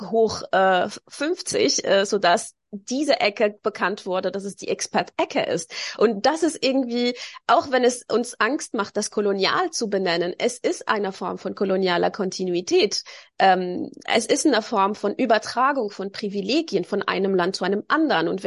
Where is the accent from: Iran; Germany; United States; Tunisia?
Tunisia; Tunis, Tunis Governorate; born there; Auch 500 Meter vom Strand war ich geboren in Tunesien in der Hauptstadt.